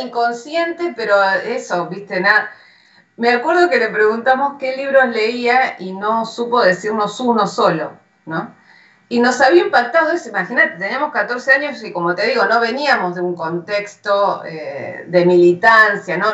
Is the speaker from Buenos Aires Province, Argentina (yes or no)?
yes; General Rodríguez, Buenos Aires Province, Argentina; yo soy de General Rodríguez